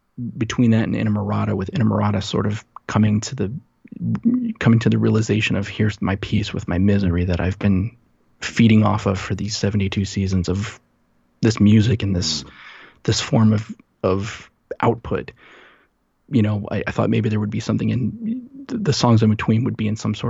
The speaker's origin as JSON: {"language": "English", "region": "New Jersey", "country": "United States", "tie": "born or raised there", "moved": "yes", "said": "I grew up in New Jersey"}